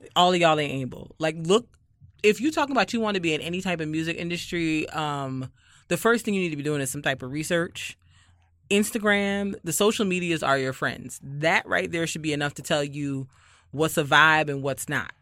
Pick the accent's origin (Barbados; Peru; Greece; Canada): Barbados; moved away; I am from Barbados